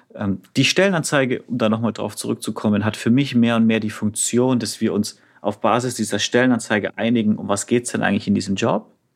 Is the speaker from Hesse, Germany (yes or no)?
no; Franconia, Bavaria, Germany; Bin Franke